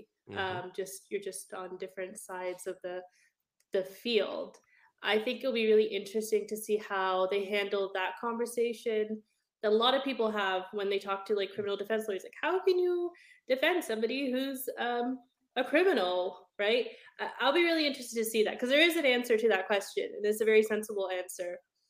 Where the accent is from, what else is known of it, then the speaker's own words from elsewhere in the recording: Canada; So I'm a Canadian lawyer. We don't have district attorneys, but what I understand is that district DA offices prosecute like criminals on behalf of the district. In Canada, our version of that is basically called a crown attorney